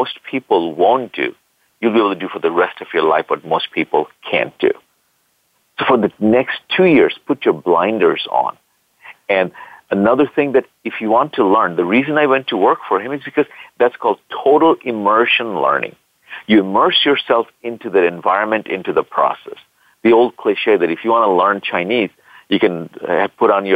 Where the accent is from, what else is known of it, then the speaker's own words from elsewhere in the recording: Bangladesh; moved away as an adult; also born or lived in California, United States; now in United States; I'm originally from Bangladesh, and I came to this country back in the 80s to go to school